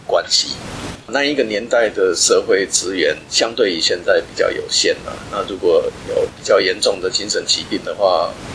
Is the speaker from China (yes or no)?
no; Hualien, Hualien County, Taiwan; moved away; 因为我本身是花莲人